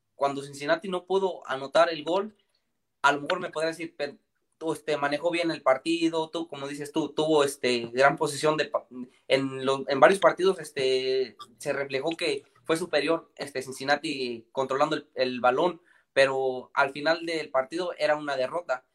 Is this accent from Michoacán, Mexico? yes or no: yes; Michoacán, Mexico; soy de México y soy de Michoacán